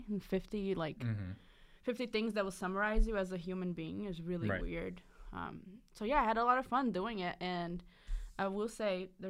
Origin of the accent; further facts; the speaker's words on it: Brazil; English is a second language; now in United States; my second fact is that I was born and raised in Brazil.